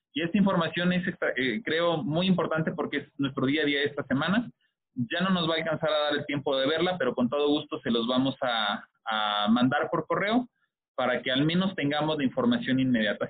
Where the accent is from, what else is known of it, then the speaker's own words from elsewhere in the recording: Mexico; como mexicanos